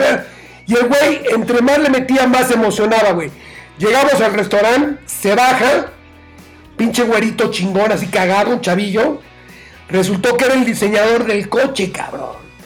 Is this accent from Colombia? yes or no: no; Mexico